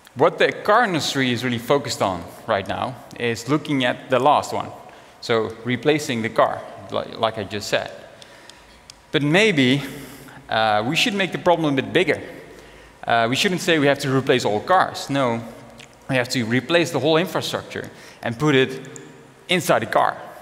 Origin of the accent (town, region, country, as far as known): Netherlands; born or raised there; also born or lived in Africa